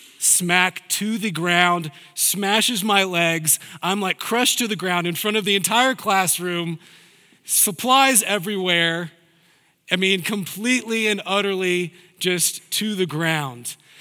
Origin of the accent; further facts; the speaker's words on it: the South, United States; Now, I'm a Southerner. I don't have the Southern accent, but I'm a Southerner.